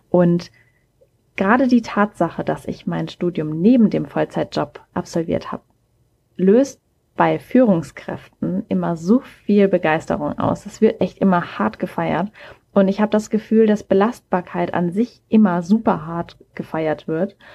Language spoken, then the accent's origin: German; Mannheim, Baden-Württemberg, Germany; born there; now in Hamburg, Germany; Ich komme gebürtig aus Mannheim, wohne mittlerweile aber im wunderschönen Hamburg